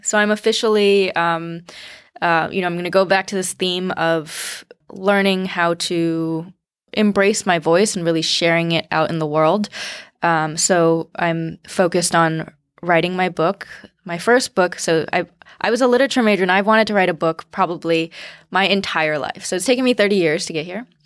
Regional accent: United States; I'm Chinese American, but, uh, my parents grew up in the Cultural Revolution

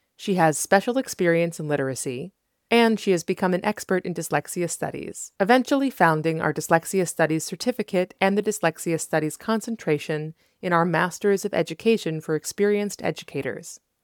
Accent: New England, United States; now in Los Angeles, United States; I grew up in New England with a lot of socioeconomic privilege.

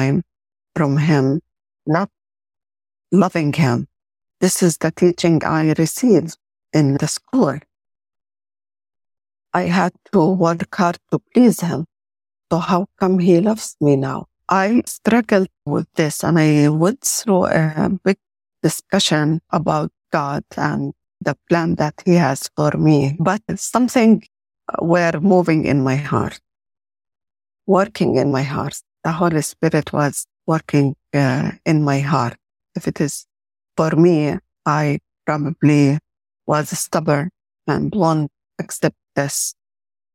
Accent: Jordan; I was born and grew up in Jordan

